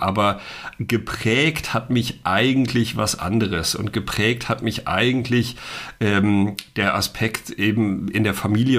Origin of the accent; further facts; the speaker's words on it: a small village in the Sauerland, North Rhine-Westphalia, Germany; ich komme aus einem ganz kleinen Dorf im Sauerland, ja, in Nordrhein-Westfalen